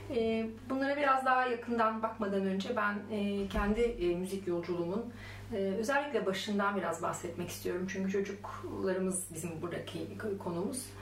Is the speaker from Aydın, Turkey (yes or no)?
no; Ankara, Turkey; born there; E, ben daha henüz emeklerken e, Ankara doğumluyum ben Ankara'da otururken.